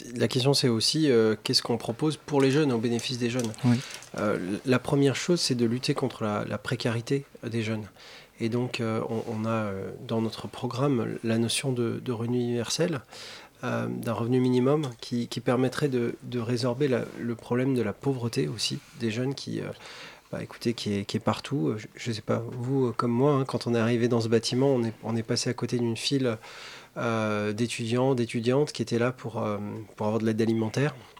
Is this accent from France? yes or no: yes; Alsace, Grand Est, France; dans le lycée où j'étudiais euh, en Alsace